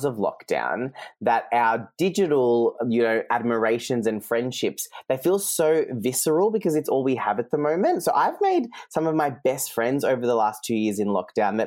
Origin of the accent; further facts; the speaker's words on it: Geelong, Victoria, Australia; first language Serbian; English is a second language; moved away as an adult; also born or lived in London / Sydney; a little ethnic kid from G-Town who went to a public school, you know, the son of two migrant parents